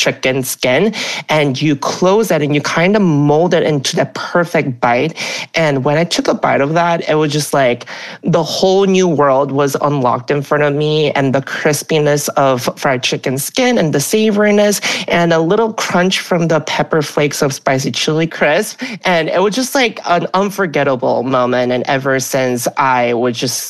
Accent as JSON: {"language": "English", "region": "Alabama", "country": "United States", "tie": "born or raised there", "moved": "yes", "lives_now": "New York City, United States", "said": "I grew up in Alabama"}